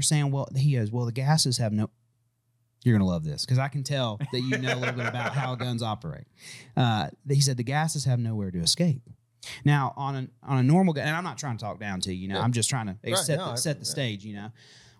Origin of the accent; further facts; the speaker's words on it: Manhattan, New York, United States; Oh, yeah. I'm from Manhattan.